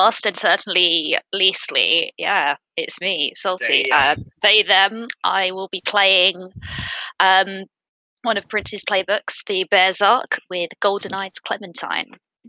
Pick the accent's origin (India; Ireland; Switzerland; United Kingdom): United Kingdom; England; as you can tell, I am extremely English